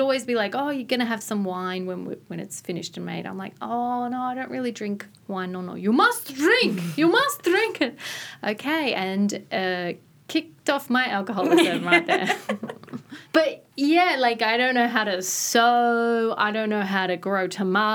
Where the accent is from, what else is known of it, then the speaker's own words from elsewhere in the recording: Gippsland, Victoria, Australia; I grew up in the country, Gippsland